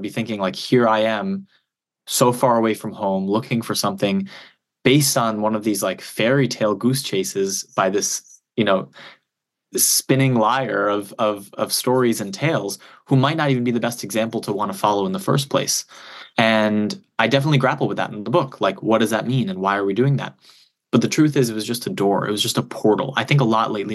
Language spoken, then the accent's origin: English; United States; I was born and raised in the United States, so I'll always consider myself as American